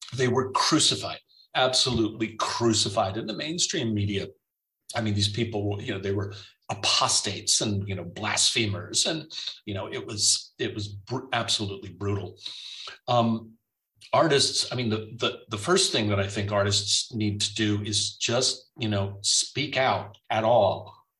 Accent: United States; now in Germany; It's not just me as the American

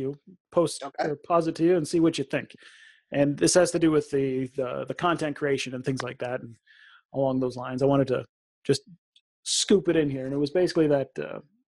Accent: Canada; being Canadian

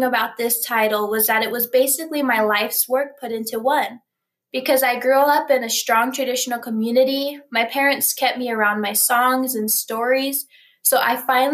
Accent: Rosebud Reservation, South Dakota, United States; I come from Old Ring Thunder on the Rosebud Reservation of South Dakota

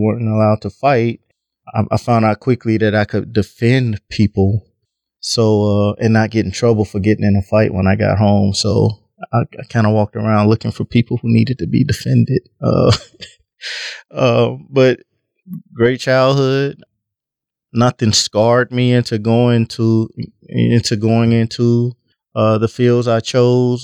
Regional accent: between Texas and Mississippi, the South, United States; now in Omaha, United States; I grew up in the South, between Texas and Mississippi. Moved to Omaha, and actually I'm an Omaha, and now I've lived here longer than anywhere

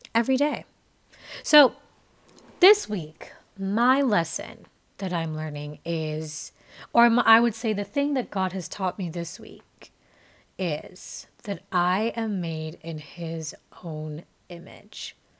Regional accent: Jamaica; moved away; I am a Jamaican. I was born and raised there for my early years of life, and my family is Jamaican

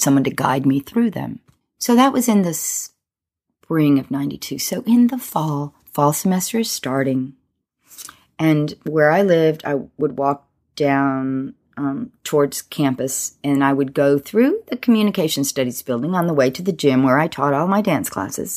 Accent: Alabama, United States; moved away as an adult; also born or lived in Boston; I grew up in Alabama

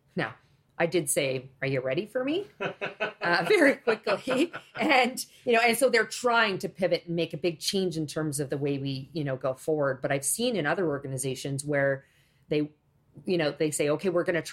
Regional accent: Canada; I was born in Canada

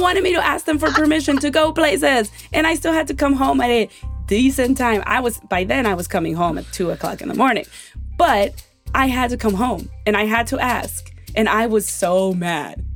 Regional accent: Mexico; born or raised there; now in United States

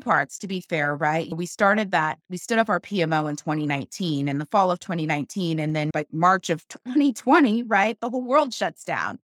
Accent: Kansas City, Missouri, United States; now in Austin, United States; Kansas City, my hometown, go Chiefs, that's where I'm from

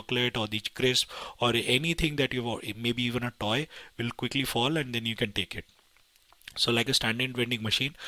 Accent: India; I come from India

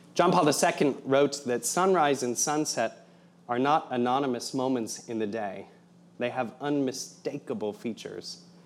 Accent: Fort Wayne, Indiana, United States; moved away as an adult; also born or lived in Providence, Rhode Island; I'm from Indiana originally.

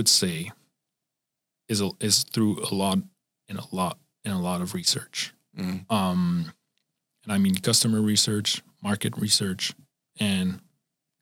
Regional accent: Switzerland; now in United States; I'm from Switzerland

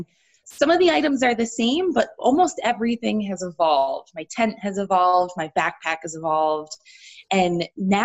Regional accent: Connecticut, United States; I grew up in the East Coast. I'm from Connecticut originally

